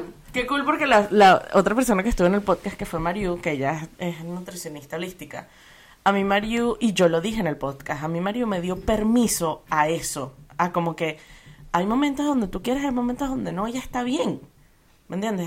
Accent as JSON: {"language": "Spanish", "country": "Venezuela", "tie": "born or raised there", "said": "crecimos en Venezuela"}